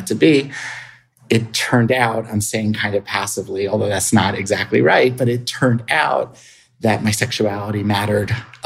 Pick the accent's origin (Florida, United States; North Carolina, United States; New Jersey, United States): New Jersey, United States; Atlantic City; I grew up in Atlantic City, New Jersey